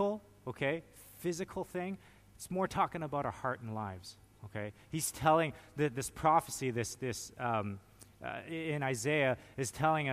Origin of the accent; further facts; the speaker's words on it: Canada; Being a Canadian